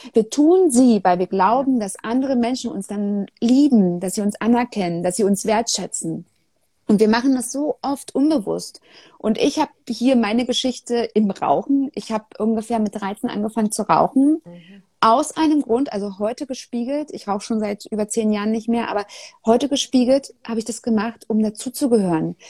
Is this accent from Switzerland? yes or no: no; Germany; als Deutsche